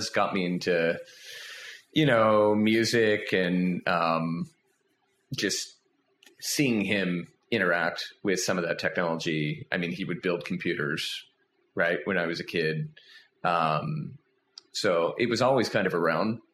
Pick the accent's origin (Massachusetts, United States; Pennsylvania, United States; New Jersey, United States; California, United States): Pennsylvania, United States; Philadelphia; I grew up outside of Philadelphia, born in Philly. Raised right outside of Philly, neighboring suburb